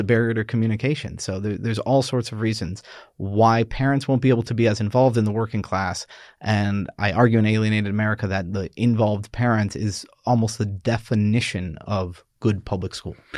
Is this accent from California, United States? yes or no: no; New York, United States; I'm this Irish Catholic from New York